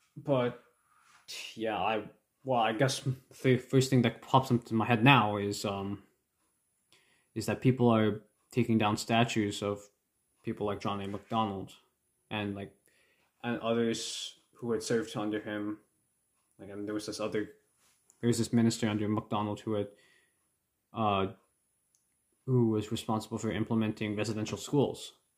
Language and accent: English; Canada; my thoughts as a Canadian